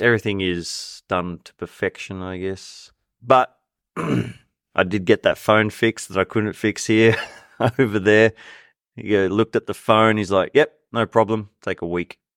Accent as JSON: {"language": "English", "town": "Sydney", "region": "New South Wales", "country": "Australia", "moved": "yes", "said": "I'm from Sydney"}